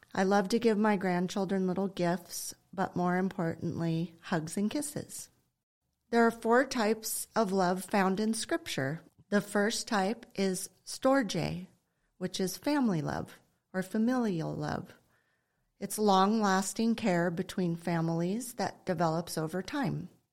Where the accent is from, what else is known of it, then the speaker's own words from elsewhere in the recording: Ojai, California, United States; my husband Simon and I were raised in Ojai